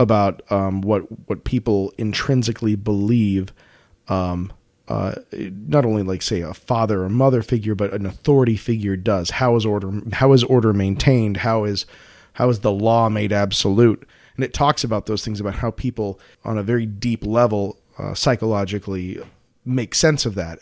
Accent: United States; growing up in the United States

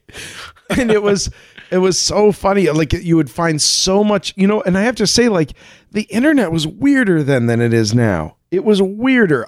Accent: Colorado, United States; I grew up in Colorado, like like right at the base of a mountain

